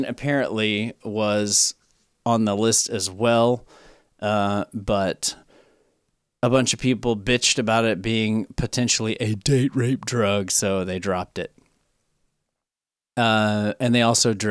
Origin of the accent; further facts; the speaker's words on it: Tennessee, United States; My home state, Tennessee